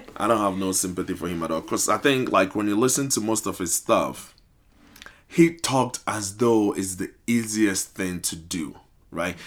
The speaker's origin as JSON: {"language": "English", "country": "Ghana", "moved": "yes", "lives_now": "United States", "said": "I'm originally from Ghana"}